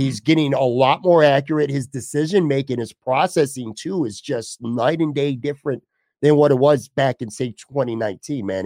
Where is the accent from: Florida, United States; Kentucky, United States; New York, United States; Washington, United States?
New York, United States; Buffalo; my hometown here